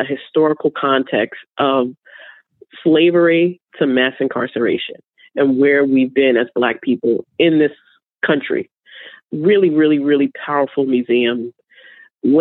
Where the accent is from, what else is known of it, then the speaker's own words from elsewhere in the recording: New York, United States; I'm from New York.